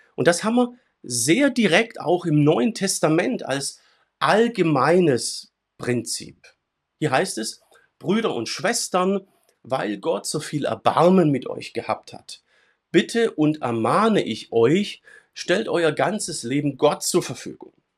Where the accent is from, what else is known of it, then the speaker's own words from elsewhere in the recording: Swabia, Germany; in meinem schwäbischen Kulturkreis, wo ich herkomme